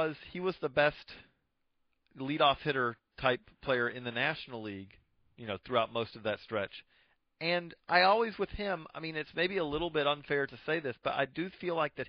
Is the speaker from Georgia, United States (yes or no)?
yes; Georgia, United States; I grew up in Georgia in the 80s